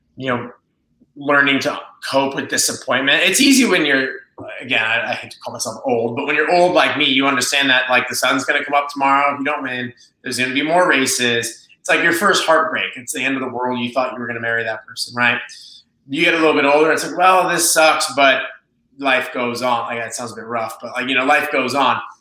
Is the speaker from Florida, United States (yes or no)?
no; Las Vegas, Nevada, United States; I'm from Las Vegas, I'm proud to be from Las Vegas